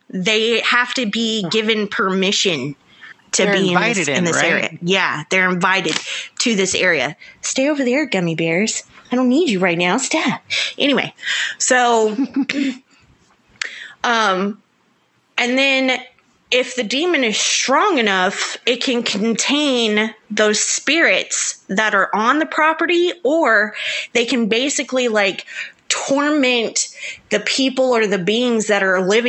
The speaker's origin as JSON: {"language": "English", "region": "the South", "country": "United States", "accent": "southern", "said": "my southern accent gets real heavy"}